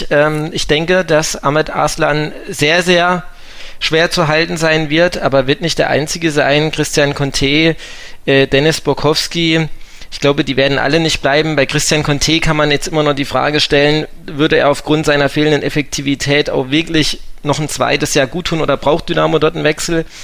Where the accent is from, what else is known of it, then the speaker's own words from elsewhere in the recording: Aschaffenburg, Bavaria, Germany; Meine Frau ist von hier. Ähm, ich bin ja ursprünglich aus Aschaffenburg.